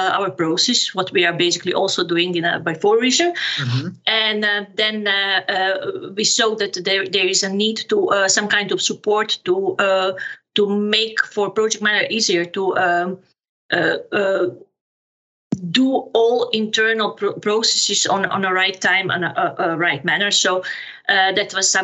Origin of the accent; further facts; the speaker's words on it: Serbia; moved away as an adult; now in Amersfoort, Netherlands; born and raised in Serbia, graduated in economics, also in Serbia